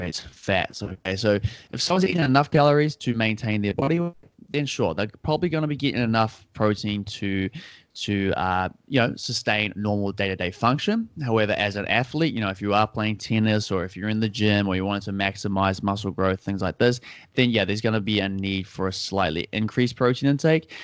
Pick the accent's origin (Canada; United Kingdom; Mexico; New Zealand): New Zealand; Auckland; so I'm from Auckland, New Zealand. So, uh, down in the southern hemisphere, down under, as people like to call it. And, uh, yeah, I've been here my whole life.